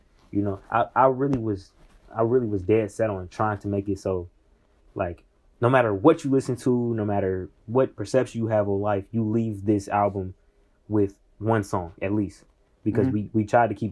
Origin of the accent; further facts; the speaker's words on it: Indianapolis, Indiana, United States; I'm a kid from Indianapolis